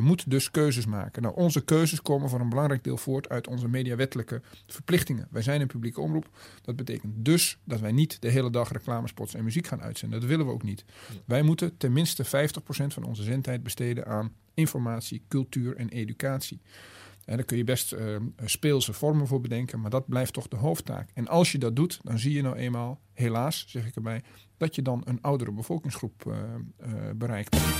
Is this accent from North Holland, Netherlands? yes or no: no; Twente, Overijssel, Netherlands; moved away; ik kom uit Twente